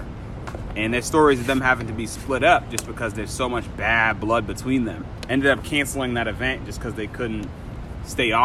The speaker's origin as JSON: {"language": "English", "town": "Boston", "region": "Massachusetts", "country": "United States", "said": "I'm from Dorchester"}